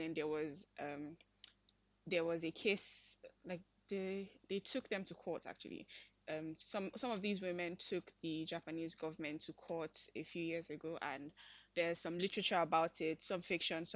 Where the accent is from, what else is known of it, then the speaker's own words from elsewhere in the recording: Nigeria; I'm Nigerian